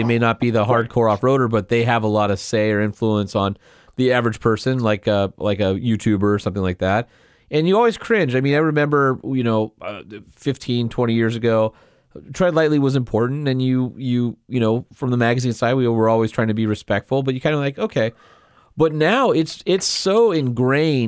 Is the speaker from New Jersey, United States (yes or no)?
no; Southern California, United States; when I was a kid growing up in Southern California